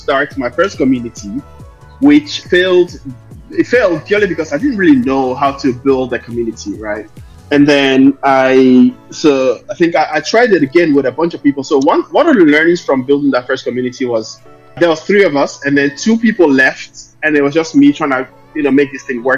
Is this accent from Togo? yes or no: yes; Lomé, Maritime, Togo; also born or lived in Dublin, Ireland; now in London, United Kingdom; I'm from Lomé, Togo. I was born and raised in Lomé, and I moved to Dublin, Ireland in 2005. So I born in Togo, raised in Ireland